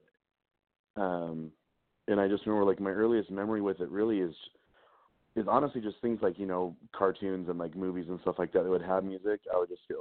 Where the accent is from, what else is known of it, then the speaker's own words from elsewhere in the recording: McCammon, Idaho, United States; now in Salt Lake City, United States; I actually grew up in a really, really small town in Idaho called McCammon.